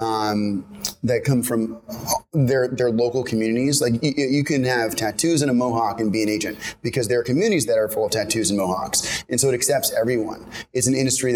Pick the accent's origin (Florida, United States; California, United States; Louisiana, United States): California, United States; San Francisco; moved away as an adult; now in New York, United States; I'm originally from San Francisco. I went to college here in New York at Columbia